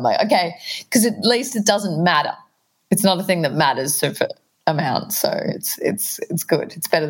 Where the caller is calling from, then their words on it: Brunswick, Victoria, Australia; I'm at home in Brunswick, Victoria.